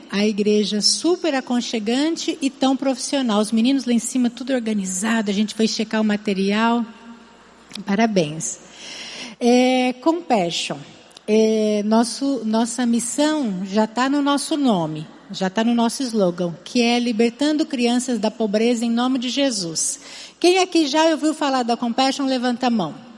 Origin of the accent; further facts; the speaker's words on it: Campinas, São Paulo, Brazil; accent: interior São Paulo (rhotic R); moved away as an adult; now in Fortaleza, Brazil; Ainda trago vários R's em algumas palavras. Não sei se algum dia esses R's vão deixar de me acompanhar, mas eu venho de Campinas, do interior de São Paulo